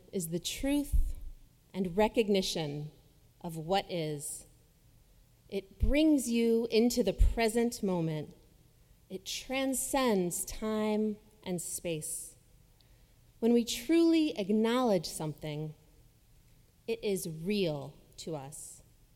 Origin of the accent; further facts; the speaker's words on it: Jacksonville, Florida, United States; my hometown of Jacksonville, Florida